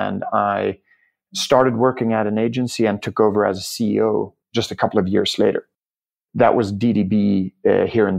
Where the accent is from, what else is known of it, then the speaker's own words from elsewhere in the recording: Germany; also born or lived in Key West, Florida, United States; I grew up in a very engineering-heavy family in Germany